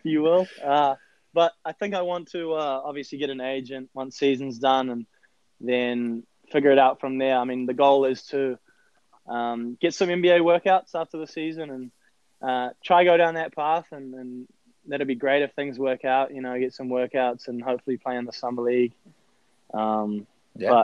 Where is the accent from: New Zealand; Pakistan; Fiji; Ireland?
New Zealand; Auckland; moved away as an adult; also born or lived in San Antonio, Texas / Nashville; now in United States; I came from Auckland, New Zealand